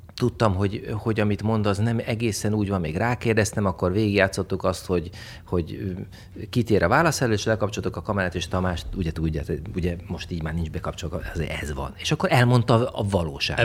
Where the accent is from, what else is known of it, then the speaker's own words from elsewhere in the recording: Hungary; also born or lived in Italy; én egy vidéki srác vagyok